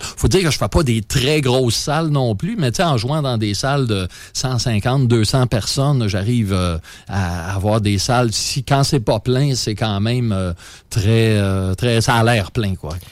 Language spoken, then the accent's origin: French; Quebec, Canada